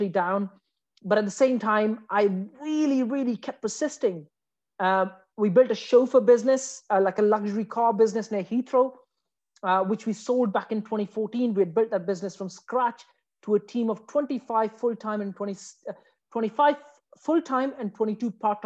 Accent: Afghanistan; moved away as an adult; now in United Kingdom; I came from Afghanistan

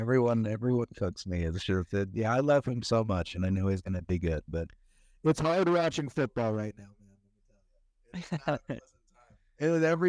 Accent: North Carolina, United States; now in Colorado, United States; I'm from North Carolina.

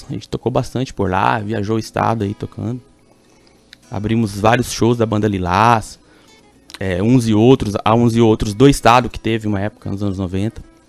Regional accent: Bela Vista, Mato Grosso do Sul, Brazil; fui para Bela Vista, então eu me considero um belavistense. Quando pergunto pra mim onde você nasceu, eu nasci em Bela Vista.

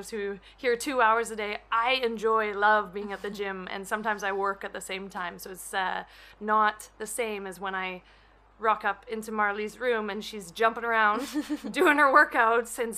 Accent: Canada; moved away; I'm Canadian.

